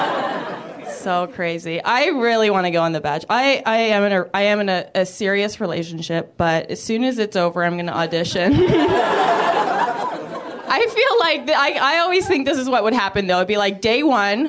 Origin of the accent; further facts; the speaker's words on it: Canada; I'm from Canada